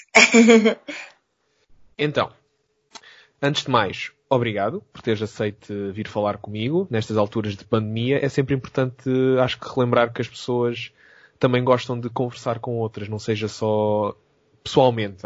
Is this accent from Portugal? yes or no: yes; Algarve, Portugal; moved away as an adult; also born or lived in Lisbon; sou do Algarve e depois do Algarve para Lisboa